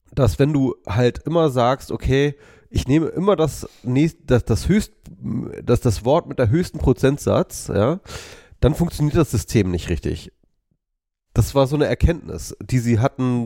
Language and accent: German; Wolfsburg, Lower Saxony, Germany; also born or lived in Lüneburg; Ich bin in Wolfsburg geboren, habe in Lüneburg studiert